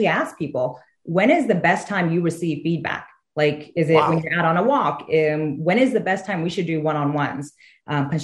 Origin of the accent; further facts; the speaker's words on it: Houston, Texas, United States; I'm originally from Houston